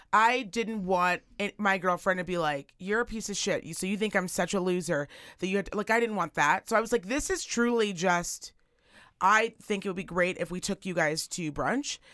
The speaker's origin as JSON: {"language": "English", "town": "Virginia City", "region": "Nevada", "country": "United States", "tie": "born or raised there", "also_born_or_lived": "Reno", "said": "I'm from Reno, and I kind of actually grew up here in Virginia City."}